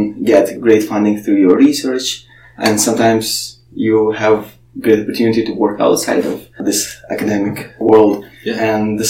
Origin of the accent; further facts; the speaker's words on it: Ukraine; moved away as an adult; I grew up in Ukraine